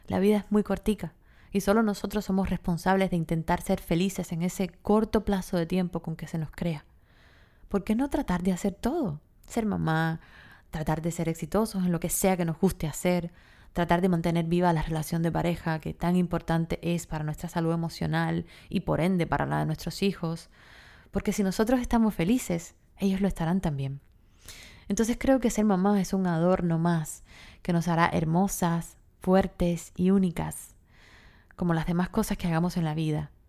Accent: Cuba; moved away; yo pasé una depresión muy fuerte cuando me fui de Cuba y viví sola, viví muchas cosas muy fuertes

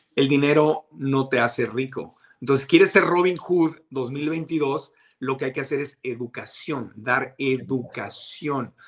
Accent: Tijuana, Baja California, Mexico; moved away; also born or lived in Mexico City; yo en mis tiempos de niño, en Tijuana, en la frontera

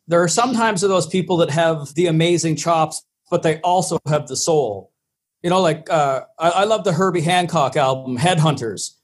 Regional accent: Charlottetown, Prince Edward Island, Canada; born or raised there

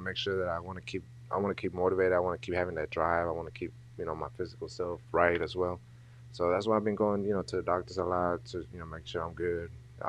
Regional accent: Dallas, Texas, United States; also born or lived in Mexico / Nashville, Tennessee; So I grew up in Oak Cliff. I went to Kimball. And then after that, I went to W.T. White, moved to North Dallas. And then from there, I went to Nashville, Tennessee. And then from coming back to Texas, I graduated here from Gardner.

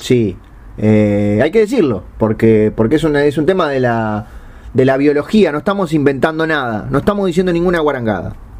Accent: Uruguay; yo soy uruguayo

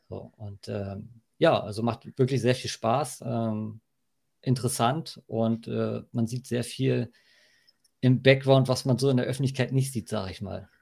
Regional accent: Hohenaspe, Schleswig-Holstein, Germany; also born or lived in Berlin / Denmark; komme ich hier aus dem Norden, aus dem Dorf Hohenaspel

